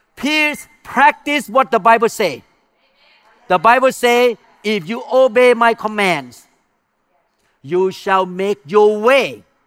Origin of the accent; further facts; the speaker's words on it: Thailand; English is a second language; moved away; I came from non-Christian background. I came from Buddhism. I came from Thai culture.